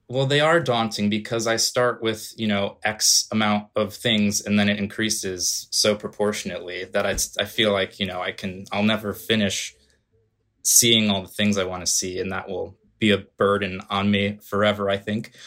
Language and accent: English; outside of New Haven, Connecticut, United States; moved away as an adult; also born or lived in Long Island, New York; now in New York City, United States; I grew up just outside of New Haven, Connecticut